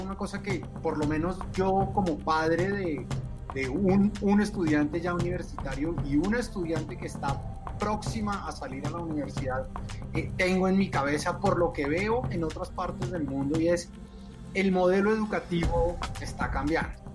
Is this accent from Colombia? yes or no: yes; Colombia; como colombiano